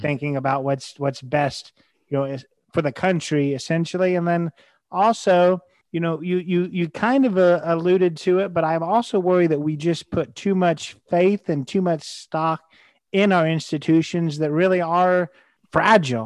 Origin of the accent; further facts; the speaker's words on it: United States; as an American